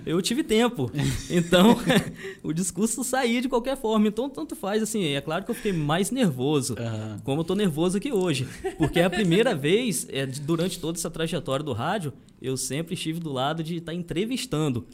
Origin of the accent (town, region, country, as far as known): Pingo d'Água, Minas Gerais, Brazil